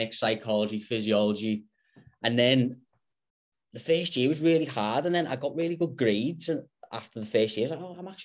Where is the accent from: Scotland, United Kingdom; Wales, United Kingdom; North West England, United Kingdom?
North West England, United Kingdom; Liverpool; moved away as an adult; now in Perth, Australia; I'm back in my hometown in Liverpool at the moment